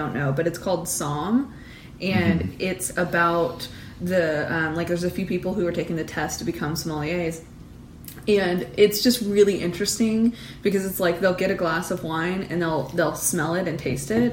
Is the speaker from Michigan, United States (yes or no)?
no; Oklahoma, United States; born or raised there